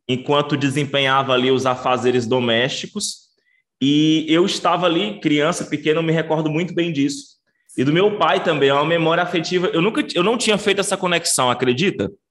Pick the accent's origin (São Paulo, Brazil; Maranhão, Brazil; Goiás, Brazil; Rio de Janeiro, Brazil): Maranhão, Brazil; also born or lived in Rio Grande do Sul / Belém, Pará; eu sou maranhense e estou na cidade de Imperatriz, que é a segunda maior cidade do estado do Maranhão